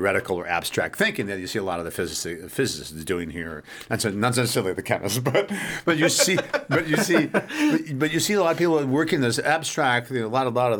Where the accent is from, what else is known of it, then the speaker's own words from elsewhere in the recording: United States; as an American